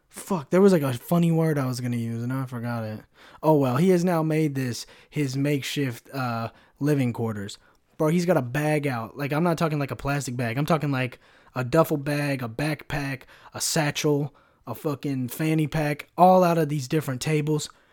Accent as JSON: {"language": "English", "region": "California", "country": "United States", "said": "I'm somewhat from California"}